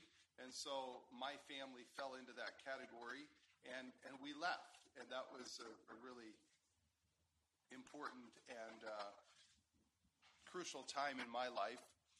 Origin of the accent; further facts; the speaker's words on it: Guatemala; born there; I already told you that I was born in Guatemala, so that gave me rights to a Guatemalan citizenship.